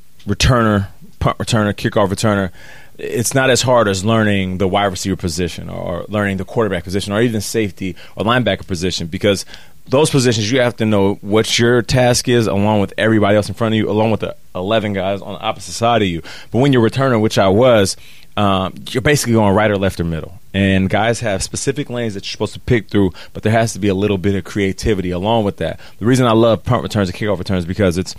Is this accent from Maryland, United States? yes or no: no; Seattle, Washington, United States; I'm from Seattle, so Vancouver is close